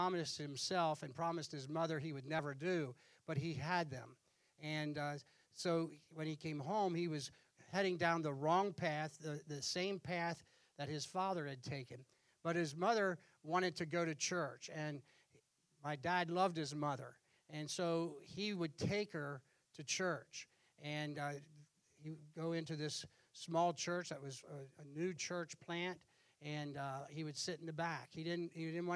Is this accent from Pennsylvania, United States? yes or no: yes; Pennsylvania, United States; I was born in Pennsylvania in December, and within 2 weeks of being born, I was in church. And during my years growing up, hardly ever missed church. And I had the impact of that local church, the same church where my dad was saved is the church I grew up